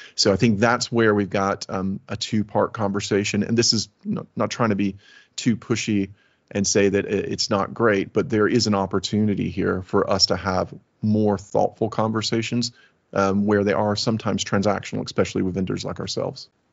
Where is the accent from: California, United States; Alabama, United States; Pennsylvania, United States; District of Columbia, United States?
Alabama, United States; moved away as an adult; now in United Kingdom; My pa- my family is from Alabama. My father was a Southern Baptist preacher. I lived in a trailer